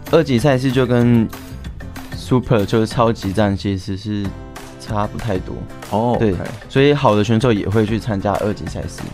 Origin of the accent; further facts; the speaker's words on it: Kaohsiung, Taiwan; 然后我是桌球选手，我是台体大的学生